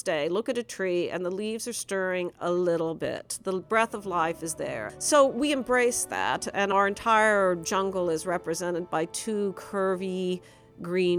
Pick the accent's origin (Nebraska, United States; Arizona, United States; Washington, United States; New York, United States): Nebraska, United States; I'm from Nebraska.